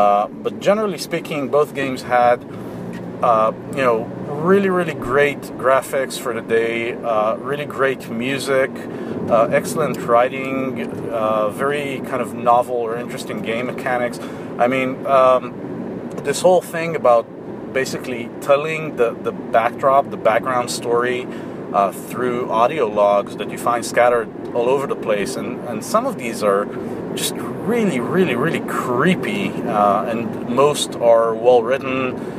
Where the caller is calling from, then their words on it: Israel; from Israel